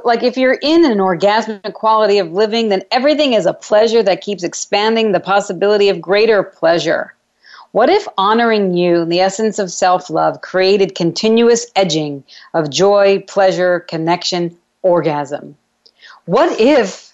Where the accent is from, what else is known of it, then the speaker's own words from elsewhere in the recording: New York, United States; I'm a New Yorker